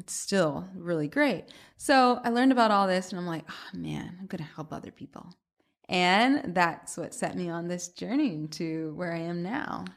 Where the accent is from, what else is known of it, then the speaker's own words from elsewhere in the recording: Atlanta, Georgia, United States; moved away as an adult; also born or lived in Boston; now in New York, United States; I'm from Atlanta originally, but I went to school in Boston